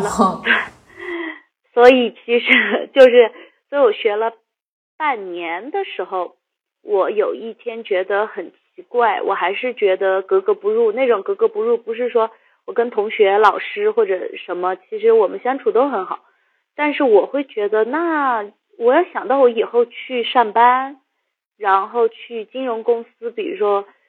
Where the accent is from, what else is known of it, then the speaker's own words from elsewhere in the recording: Yunnan, China; moved away; also born or lived in Beijing; 我小时候是在云南长大的